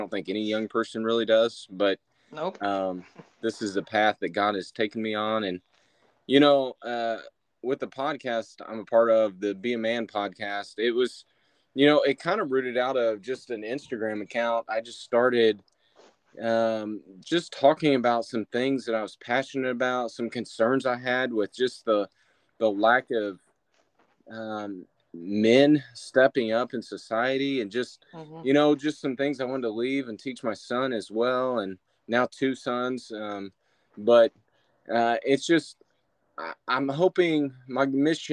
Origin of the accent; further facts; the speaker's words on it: near Indianapolis, United States; also born or lived in Kentucky / Illinois; I grew up near Indianapolis